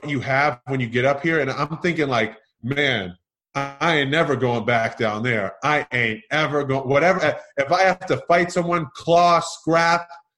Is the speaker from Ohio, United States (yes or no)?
no; Methuen, Massachusetts, United States; moved away as an adult; also born or lived in Iowa; now in Utah, United States; growing up in Methuen, Massachusetts